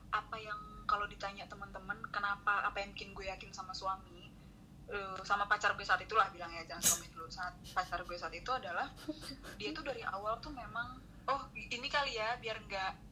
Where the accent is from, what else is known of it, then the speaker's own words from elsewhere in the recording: North Sumatra, Indonesia; tapi kan padahal kita nih orang